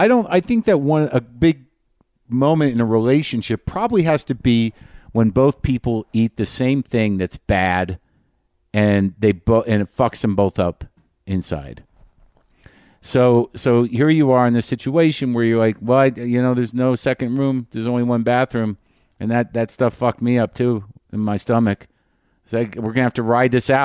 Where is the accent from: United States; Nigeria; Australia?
United States; New Mexico; moved away; I am in my home state of Nuevo Mexico.